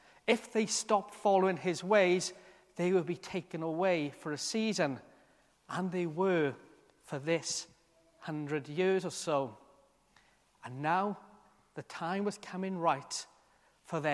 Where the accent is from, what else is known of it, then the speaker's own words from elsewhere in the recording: South Wales, United Kingdom; moved away as an adult; I'd spent all my life to that point, other than being in college, in this one town in South Wales